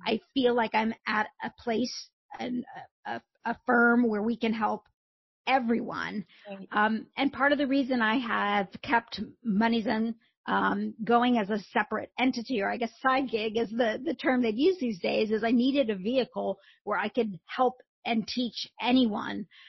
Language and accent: English; Indiana, United States; I grew up in a small town in Indiana